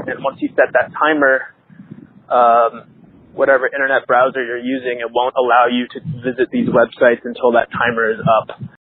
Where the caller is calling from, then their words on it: Boston, Massachusetts, United States; I'm calling from Boston, Massachusetts